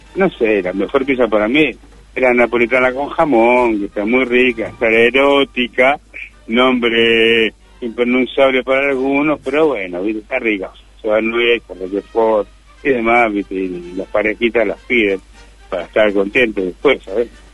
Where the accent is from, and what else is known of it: Quilmes, Buenos Aires Province, Argentina; moved away as an adult; now in Madrid, Spain